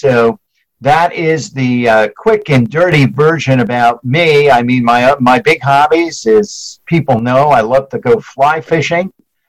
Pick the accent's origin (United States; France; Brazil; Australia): United States; New York; I grew up in New York, spent most of my early life up in New York, went to school there, went to college there, worked in New York City for years.